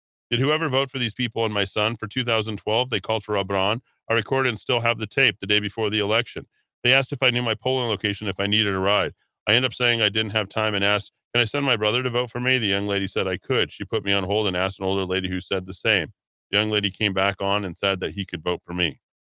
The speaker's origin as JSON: {"language": "English", "town": "Socorro", "region": "New Mexico", "country": "United States", "said": "I'm from Socorro, so I looked them up years ago"}